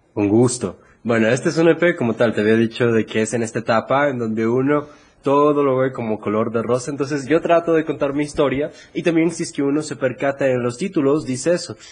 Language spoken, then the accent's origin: Spanish; Ecuador; aquí en mi país